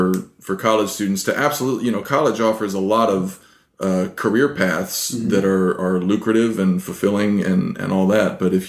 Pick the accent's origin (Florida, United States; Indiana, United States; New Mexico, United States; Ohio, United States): New Mexico, United States; Santa Fe; I grew up in Santa Fe.